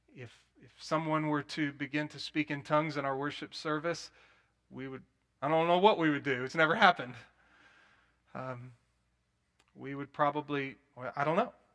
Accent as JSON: {"language": "English", "town": "Plano", "region": "Texas", "country": "United States", "tie": "born or raised there", "also_born_or_lived": "Denton, Texas / Dallas, Texas", "said": "I grew up in First Baptist Church of Plano, which was cessationist"}